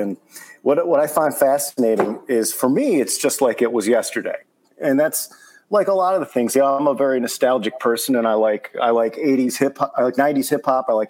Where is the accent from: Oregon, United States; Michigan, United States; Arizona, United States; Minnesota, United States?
Michigan, United States; Saginaw; moved away as an adult; also born or lived in New York; No, I grew up in Saginaw, Michigan, which is about an hour and a half outside of Detroit. Very similar, but a smaller version of that.